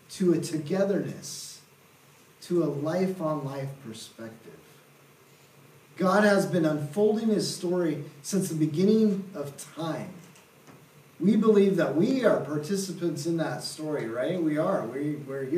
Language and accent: English; Seattle, Washington, United States; moved away as an adult; also born or lived in Southern Oregon / India; I'm originally from Seattle area, city slicker